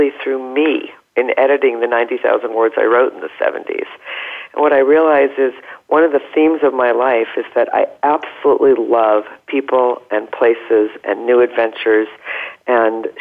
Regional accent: New England, United States; moved away as an adult; also born or lived in Vermont / Bay Area, California; now in San Diego, United States; after growing up in New England, going to the University of Vermont, I spent over 30 years in the Bay Area

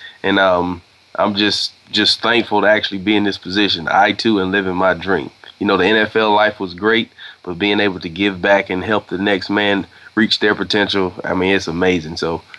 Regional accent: Toccoa, Georgia, United States; moved away; my hometown

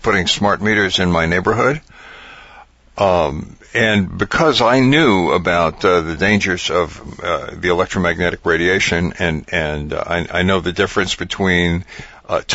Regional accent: New York City, New York, United States; moved away; I come from New York City

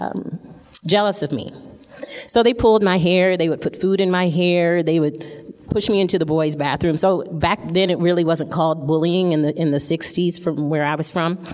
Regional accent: Flint, Michigan, United States; I grew up, I was born in Flint, Michigan. And that's the place, if you haven't heard, that has the dirty water. And so I grew up in the ghetto

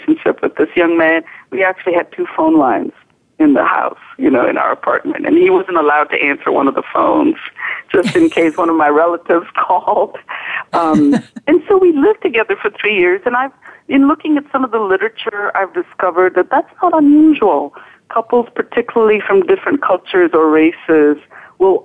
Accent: India; moved away as an adult; also born or lived in Western Massachusetts; now in United States; I was raised in India. I grew up in India.

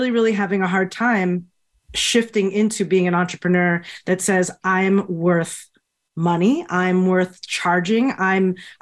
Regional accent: Florida, United States; moved away as an adult; also born or lived in Miami; now in Boston, United States; I'd been in Florida for most of my upbringing

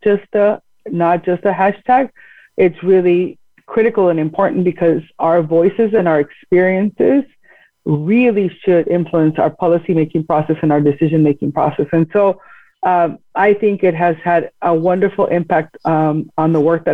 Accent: Tijuana, Baja California, Mexico; now in San Diego, United States; I grew up in Tijuana and I was raised in our binational community.

